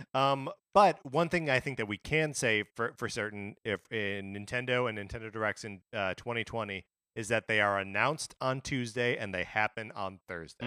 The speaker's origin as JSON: {"language": "English", "region": "Wisconsin", "country": "United States", "tie": "born or raised there", "said": "being born and raised in Wisconsin"}